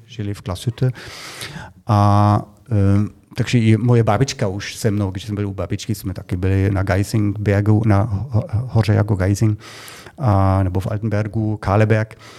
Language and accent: Czech; Germany; Czech is a second language; now in Czech Republic; my Němci